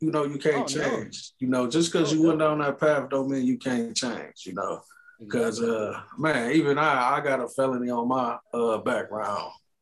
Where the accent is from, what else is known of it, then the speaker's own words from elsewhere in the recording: Michigan, United States; now in West Coast, United States; I'm originally from Michigan, man. But you know, I'm out here on the West Coast